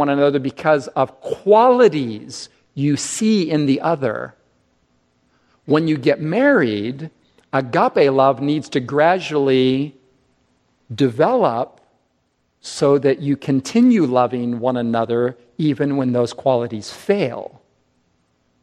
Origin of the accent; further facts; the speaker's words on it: United States; We as English-speaking Americans